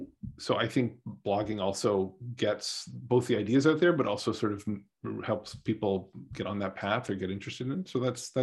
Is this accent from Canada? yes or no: yes; Canada; moved away as an adult; now in United States; I grew up in Canada. You know, I've been living in the United States for like half my life now